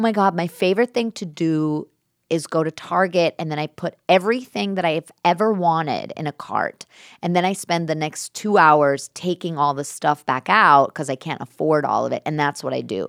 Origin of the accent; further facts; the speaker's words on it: New York City, New York, United States; I grew up in New York